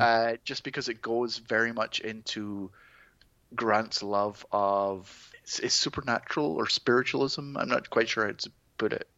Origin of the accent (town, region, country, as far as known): Scotland, United Kingdom; born or raised there